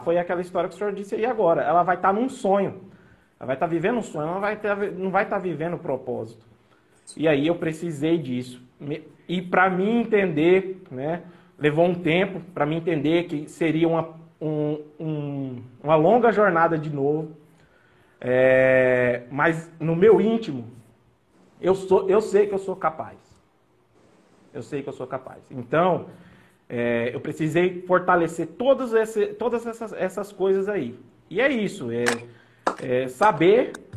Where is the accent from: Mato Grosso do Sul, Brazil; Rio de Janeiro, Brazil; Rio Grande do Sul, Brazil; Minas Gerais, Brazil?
Mato Grosso do Sul, Brazil; also born or lived in São Paulo; eu, em torno de 10 anos, eu vim para o MS.